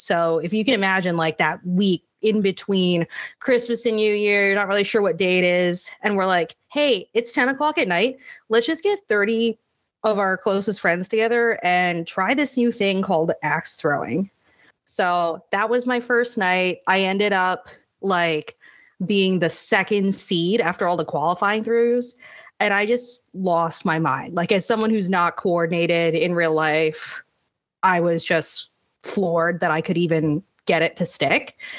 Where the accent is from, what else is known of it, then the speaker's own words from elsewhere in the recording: Northern Virginia, United States; moved away as an adult; also born or lived in Washington, D.C. / Manchester, England; I was actually born in D C and grew up in Northern Virginia